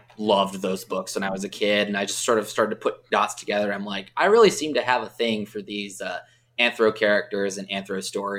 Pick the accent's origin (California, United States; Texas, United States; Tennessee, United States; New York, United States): California, United States; Southern; I grew up in the Southern California region.